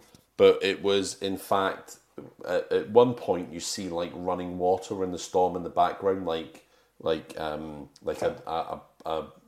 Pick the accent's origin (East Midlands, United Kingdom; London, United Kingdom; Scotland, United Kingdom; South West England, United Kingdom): Scotland, United Kingdom; now in England; I'm a Scotsman.